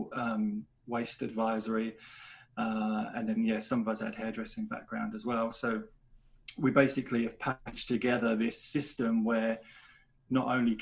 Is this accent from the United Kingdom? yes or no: yes; England, United Kingdom; moved away as an adult; also born or lived in Australia; although I was living in Australia for most of my adult life, I was born in England